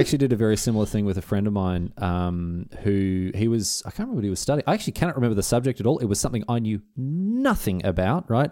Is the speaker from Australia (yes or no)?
yes; Australia; being Australian, when I was in England